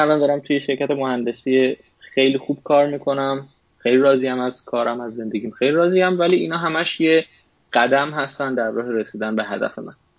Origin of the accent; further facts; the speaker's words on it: Tehran, Tehran Province, Iran; moved away as an adult; now in United States; من متولد تهران هستم